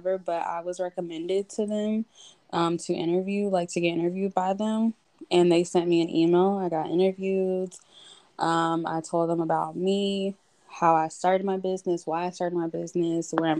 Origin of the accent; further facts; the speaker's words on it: South Carolina, United States; moved away as an adult; now in Atlanta, United States; I'm originally from South Carolina, raised there, grew up there, went to middle school, high school, all that. And then I moved here for college